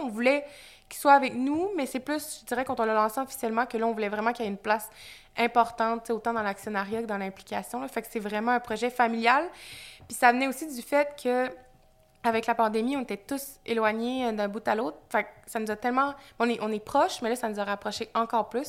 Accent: Magdalen Islands, Quebec, Canada; moved away as an adult; also born or lived in Montreal; je suis originaire des îles de la Madeleine. Je suis née aux îles de la Madeleine, j'ai grandi là-bas

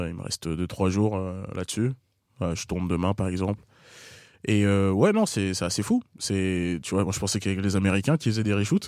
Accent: La Courneuve, Île-de-France, France; J'ai grandi à La Courneuve.

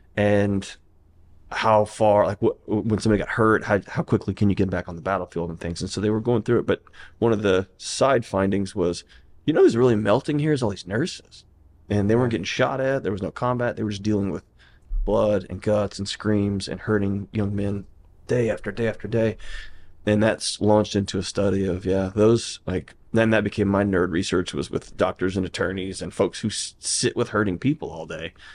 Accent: Houston, Texas, United States; now in Nashville, United States; I was born and raised in Houston, Texas.

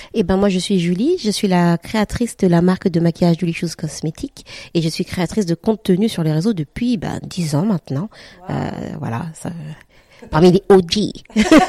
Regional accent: Guadeloupe; now in France; Moi, je suis euh, caraïbienne, je viens de la Guadeloupe

